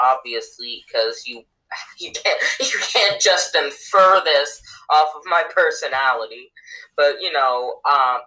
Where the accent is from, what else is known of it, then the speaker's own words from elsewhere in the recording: United States; we're American